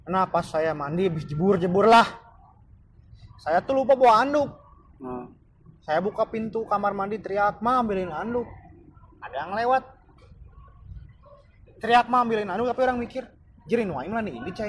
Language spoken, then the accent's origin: Indonesian; Java, Indonesia; saya asli Jawa